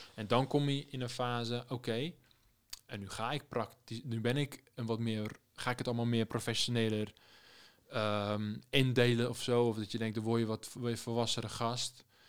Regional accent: Rotterdam, South Holland, Netherlands; moved away as an adult; also born or lived in Amsterdam; ik ben een Rotterdammer in Amsterdam

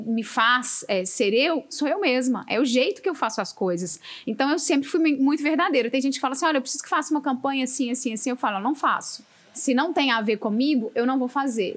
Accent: Minas Gerais, Brazil; Eu sou mineira de verdade.

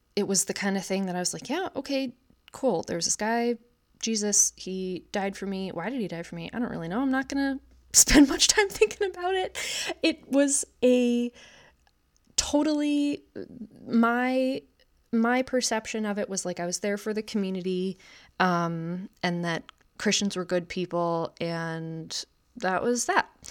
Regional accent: Wisconsin, United States; I'm 31 years old, born and raised in Wisconsin

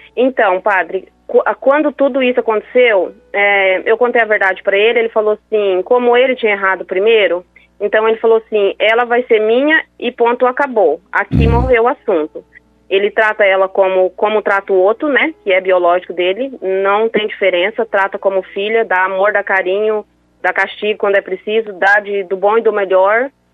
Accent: Paraná, Brazil; now in Amambai, Brazil; eu moro hoje em Amambai, mas nós somos do Paraná

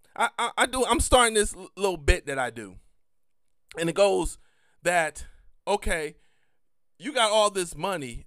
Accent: United States; me as an American

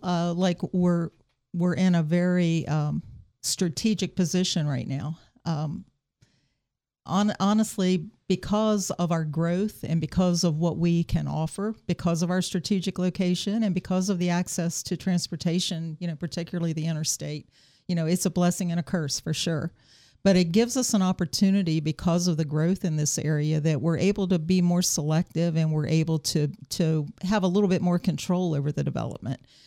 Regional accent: South Berkeley County, West Virginia, United States; growing up in South Berkeley County

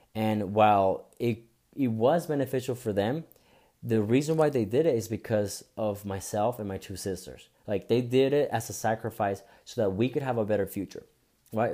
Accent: Bogotá, Colombia; now in United States; I was I was born and raised in Bogota, Colombia

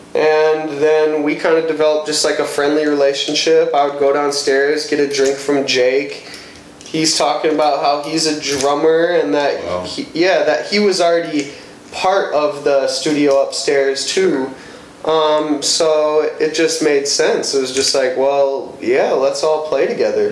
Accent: Madison, Wisconsin, United States; now in Milwaukee, United States; I grew up 18 years in Madison

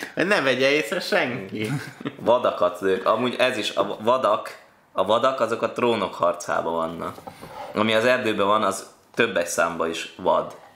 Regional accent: Esztergom, Komárom-Esztergom, Hungary; moved away; also born or lived in Sopron; én nem budapesti vagyok, én Esztergom kertvárosban, ami se nem város, se nem falu, ott nőttem föl.

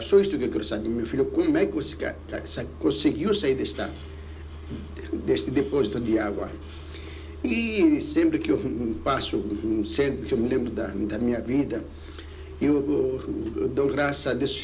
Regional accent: Rhodes, South Aegean, Greece; now in Brazil; lá em Rhodes, a única coisa que eu fiz, que eu me lembro de comércio, era vender pepinos

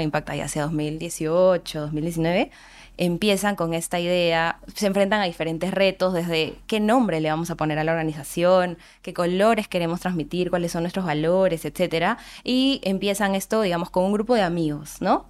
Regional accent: Andahuaylas, Apurímac, Peru; soy de Andahuaylas, Apurímac

